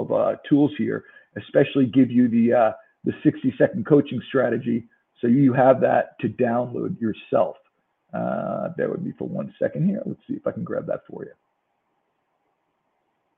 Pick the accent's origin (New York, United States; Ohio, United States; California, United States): New York, United States; accent: New York; I'm from New York